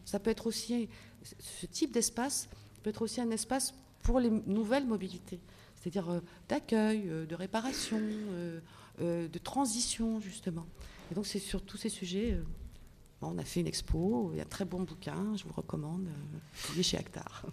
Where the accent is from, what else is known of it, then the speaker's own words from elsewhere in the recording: Paris, Île-de-France, France; Moi, à Lyon, j'arrive, je suis parisienne